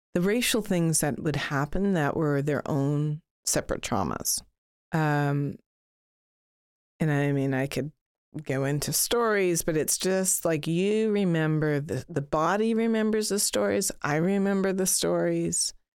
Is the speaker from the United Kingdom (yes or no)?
no; Toronto, Ontario, Canada; when I was growing up in Toronto, and I grew up in a predominantly white neighborhood